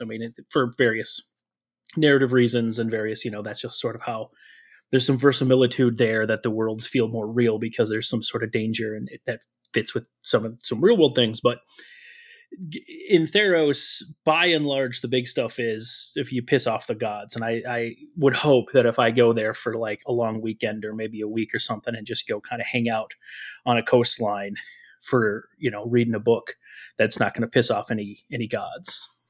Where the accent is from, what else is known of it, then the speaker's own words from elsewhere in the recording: Minnesota, United States; I grew up in Minnesota. I've been in Minnesota a long time.